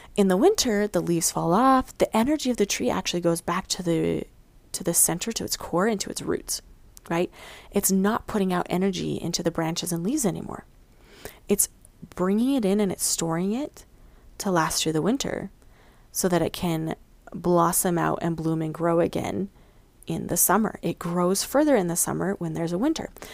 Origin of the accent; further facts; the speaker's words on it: Mountain West, United States; also born or lived in Missouri; I grew up in the Midwest, uh, not the Midwest, excuse me, the Mountain West